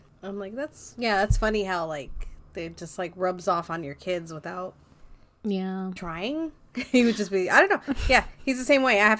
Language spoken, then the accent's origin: English; Montebello, California, United States; Well, I grew up in Montebello, and we had the same thing.